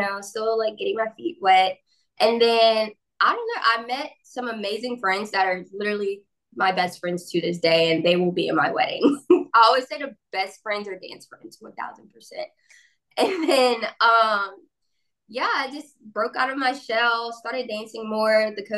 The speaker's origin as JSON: {"language": "English", "area": "Brusly", "region": "Louisiana", "country": "United States", "tie": "born or raised there", "said": "I'm from Burley, Louisiana, which is a very, very, very small town in Louisiana."}